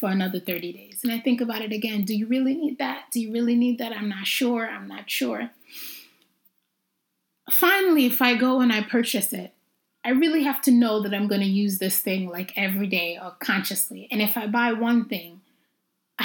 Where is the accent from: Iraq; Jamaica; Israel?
Jamaica; also born or lived in Brooklyn, New York / Harlem, Manhattan, New York; I'm Jamaican